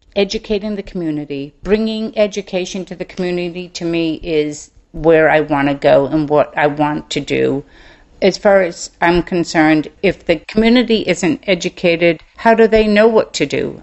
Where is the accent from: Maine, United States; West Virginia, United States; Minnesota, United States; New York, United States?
Maine, United States; moved away as an adult; now in Mobile, Alabama, United States; I grew up in Maine, so I'm a Yankee.